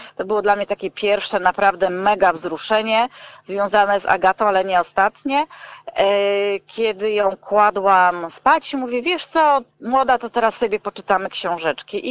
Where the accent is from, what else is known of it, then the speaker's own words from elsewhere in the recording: Gdańsk, Pomeranian Voivodeship, Poland; jestem z Gdańska i robiłam te warsztaty tutaj w Gdańsku